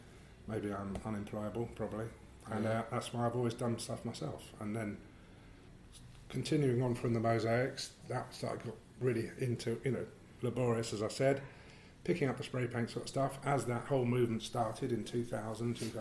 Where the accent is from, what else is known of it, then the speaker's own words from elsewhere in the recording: London, United Kingdom; I grew up in around Greenwich